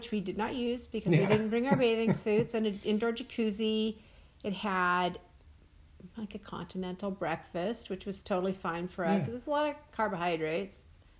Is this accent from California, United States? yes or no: yes; Northern California, United States; moved away as an adult; now in Oregon, United States; I'm from Northern California primarily when I spent my time at the coast, and it's very rugged.